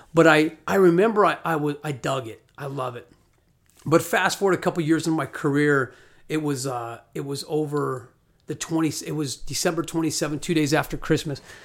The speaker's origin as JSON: {"language": "English", "town": "Scottsdale", "region": "Arizona", "country": "United States", "said": "I'm from Arizona, from Scottsdale"}